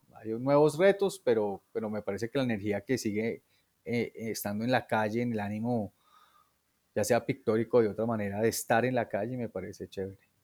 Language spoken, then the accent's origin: Spanish; Bogotá, Colombia; yo nací en Bogotá.